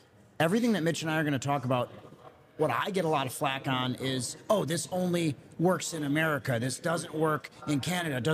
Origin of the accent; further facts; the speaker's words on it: Wisconsin, United States; I'm from Wisconsin.